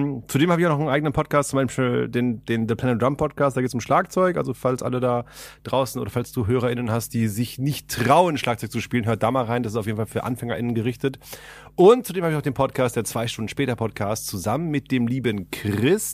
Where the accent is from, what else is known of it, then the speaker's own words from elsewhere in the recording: Ahlen, North Rhine-Westphalia, Germany; moved away as an adult; now in Berlin, Germany; in meiner Heimat, also die, ich komme aus Aalen gebürtig und nebenan ist halt Sendenhorst